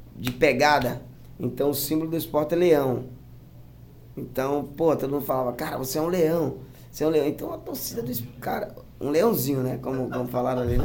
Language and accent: Portuguese; Paraíba, Brazil; moved away; also born or lived in Portugal / Russia / Kazakhstan; eu sou da Paraíba